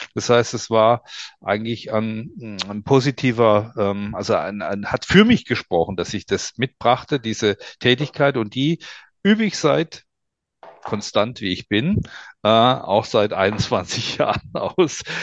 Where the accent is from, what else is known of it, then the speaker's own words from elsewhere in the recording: Swabia, Germany; now in Nuremberg, Germany; ich bin ja eigentlich Schwabe